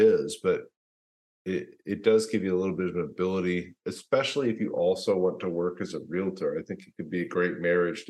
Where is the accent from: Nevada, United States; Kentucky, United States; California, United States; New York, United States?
Kentucky, United States; Louisville; moved away as an adult; now in Austin, United States; I'm actually from Louisville, Kentucky originally. My father still lives there.